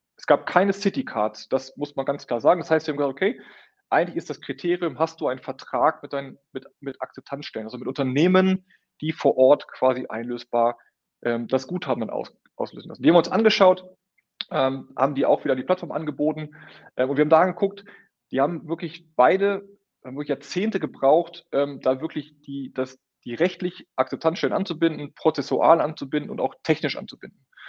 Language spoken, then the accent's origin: German; Münster, North Rhine-Westphalia, Germany; Auch wir Münsteraner